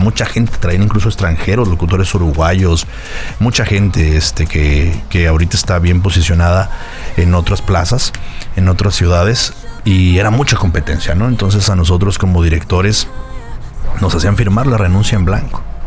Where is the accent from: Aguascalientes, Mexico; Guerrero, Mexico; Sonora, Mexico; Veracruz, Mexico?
Aguascalientes, Mexico; moved away as an adult; also born or lived in Mexico City; now in Puerto Vallarta, Mexico; yo desde morrito tenía alrededor de unos 5 o 6 años que en Aguascalientes. Yo nací en la Ciudad de México, pero oh. a los cinco años mi familia se mudó